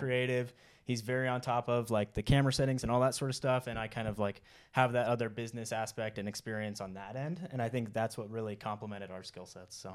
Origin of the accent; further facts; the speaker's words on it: Oregon, United States; moved away as an adult; now in Utah, United States; I grew up in Oregon, um, and then once I was out of high school, I joined the Marine Corps